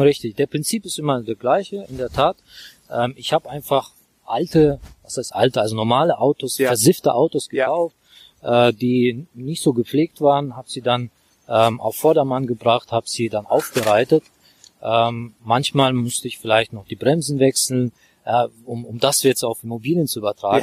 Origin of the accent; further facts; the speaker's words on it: Baku, Azerbaijan; German is a second language; moved away as an adult; also born or lived in Worms / Brisbane, Australia / Frankfurt; now in Germany; ich äh, komme ursprünglich aus Aserbaidschan, aus Baku. Baku ist Hauptstadt von Aserbaidschan. Ich kam mit 18 Jahren nach Deutschland